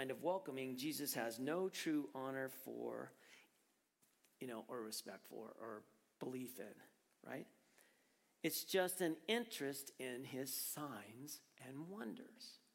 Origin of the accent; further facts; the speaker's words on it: Prescott, Arizona, United States; moved away; I grew up in Prescott.